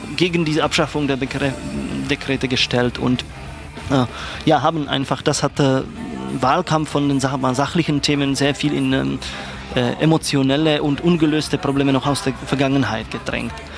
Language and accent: German; Czechia; German is a second language; now in Germany; als Tscheche